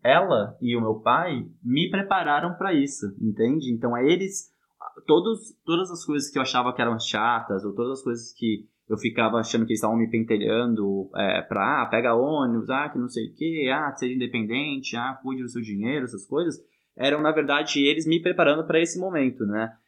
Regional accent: São Paulo, Brazil; moved away; eu e minha irmã, a gente nasceu em São Paulo

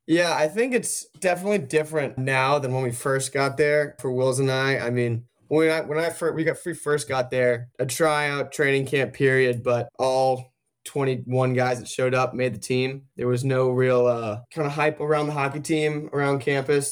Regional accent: Darien, Connecticut, United States; moved away as an adult; now in Chapel Hill, United States; I'm from Darien, Connecticut, Northeast

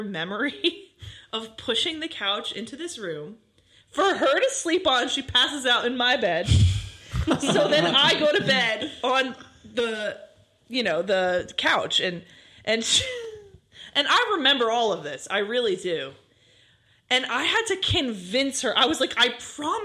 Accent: Freehold, New Jersey, United States; We're both from Freehold, so we went to a special school for

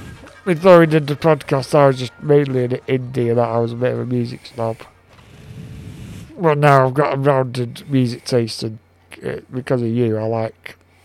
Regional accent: United Kingdom; I'm a British female rapper, actually.

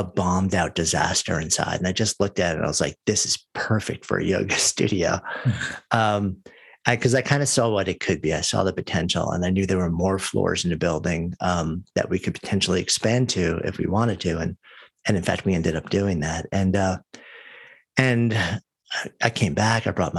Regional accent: New York, United States; moved away as an adult; I grew up just outside of New York, and I've lived my entire adult life up until just about a year ago in New York City

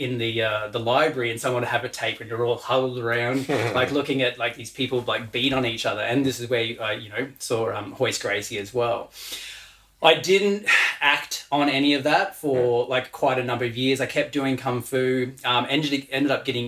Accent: Western Australia, Australia; now in Brisbane, Australia; I was born in Western Australia

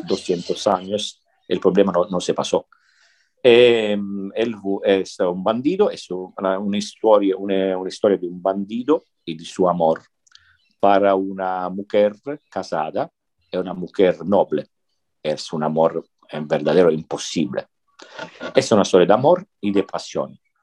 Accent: Sicily, Italy; Spanish is a second language; moved away as an adult; also born or lived in northern Italy; Yo soy de Sicilia

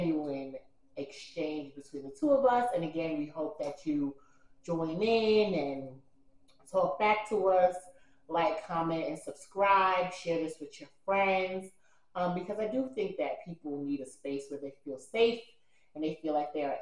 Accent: New York City, New York, United States; now in Georgia, United States; I am from the Bronx, New York, BX all day, baby. But I currently live in Georgia

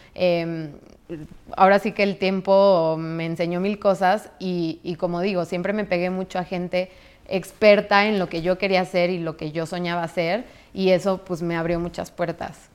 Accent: San Luis Potosí, Mexico; moved away as an adult; also born or lived in Mexico City, Mexico; now in New York, United States; yo llegué de San Luis, yo soy de San Luis

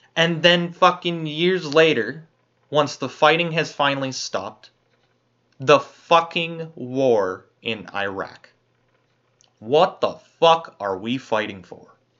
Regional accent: Canada; As a Canadian

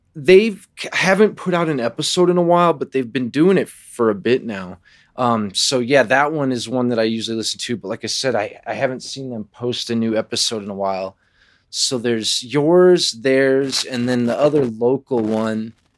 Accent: Arvada, Colorado, United States; born or raised there; also born or lived in Los Angeles, California / Virginia Beach, Virginia

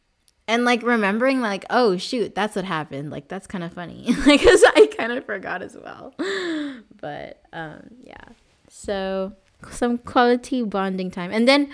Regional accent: Philippines; That's like one of the main things that we bonded over at first was being Filipino.

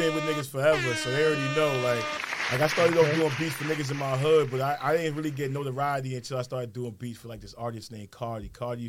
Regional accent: New York City, New York, United States; I've been like them kids growing up in the neighborhoods. I'm from Howard and Chauncey. That's one of the dirtiest blocks in Brooklyn.

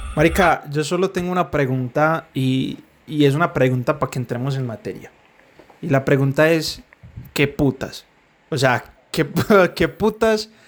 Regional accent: Medellín, Antioquia, Colombia; Medellín, que somos de Medellín

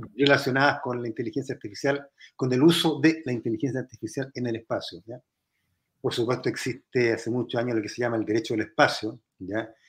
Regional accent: Chile

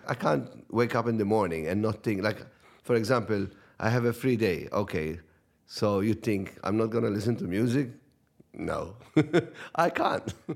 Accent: Cospicua, Malta; It was a small community radio in, in, in my hometown in, in Cospicua

